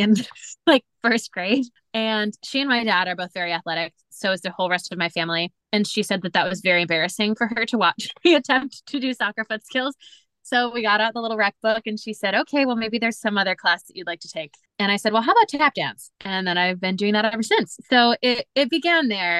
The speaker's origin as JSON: {"language": "English", "town": "Lakewood", "region": "Ohio", "country": "United States", "tie": "born or raised there", "moved": "as an adult", "lives_now": "New York City, United States", "said": "I grew up in Lakewood, Ohio, which is the first suburb west of Cleveland, on Lake Erie"}